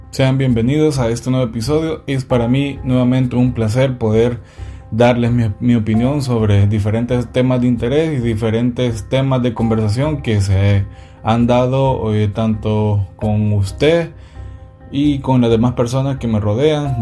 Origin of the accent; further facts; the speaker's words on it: El Salvador; mi país, que es El Salvador